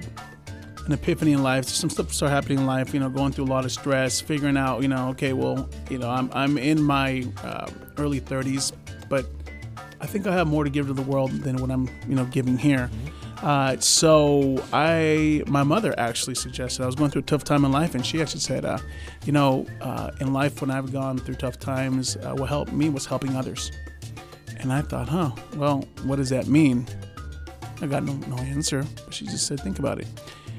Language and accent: English; California, United States; So, you know, I was born in Kern Medical. Shout out to Kern Medical. Mm-hmm. I lived the first years of my life on Flower Street.